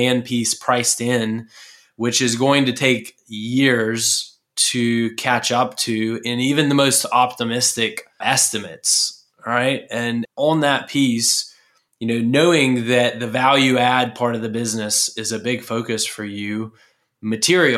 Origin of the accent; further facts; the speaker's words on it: Murrells Inlet, South Carolina, United States; moved away; I'm originally from Murrells Inlet, just south of Myrtle Beach, South Carolina